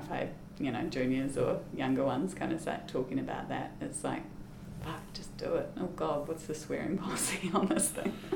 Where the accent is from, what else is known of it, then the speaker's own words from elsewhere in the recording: Christchurch, Canterbury, New Zealand; moved away as an adult; I am Christchurch born and bred. So I was born in Christchurch and grew up in Christchurch